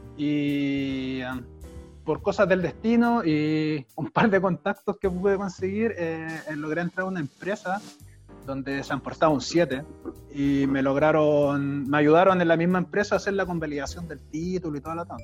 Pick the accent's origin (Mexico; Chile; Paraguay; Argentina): Chile; moved away as an adult; now in Germany; no estudié porque vengo de Chile